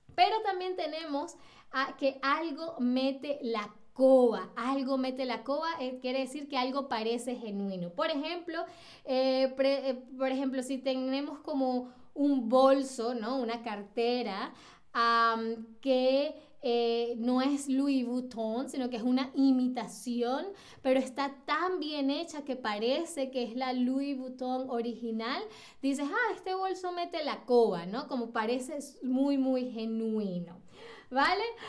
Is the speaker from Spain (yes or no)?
no; Venezuela; now in Berlin, Germany; como venezolana